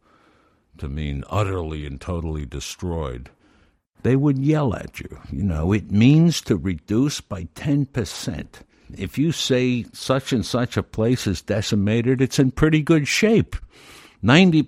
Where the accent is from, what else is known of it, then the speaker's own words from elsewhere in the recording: Brooklyn, New York, United States; I grew up in Brooklyn, across the river